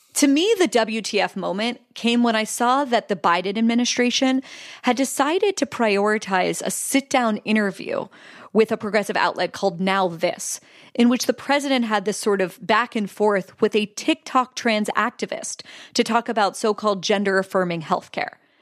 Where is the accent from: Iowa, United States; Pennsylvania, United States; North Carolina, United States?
Pennsylvania, United States; my home state, which is Pennsylvania